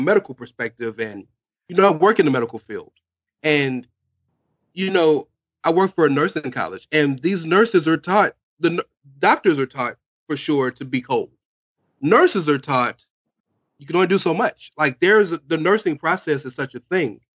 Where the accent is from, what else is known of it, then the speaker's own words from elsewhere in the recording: the South, United States; being a Black dude, growing up in the South, in the inner city like I grew up